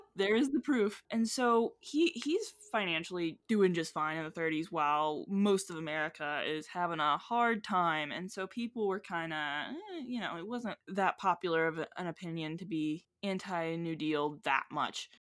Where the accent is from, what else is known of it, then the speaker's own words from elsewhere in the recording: West Virginia, United States; we're from West Virginia. West Virginians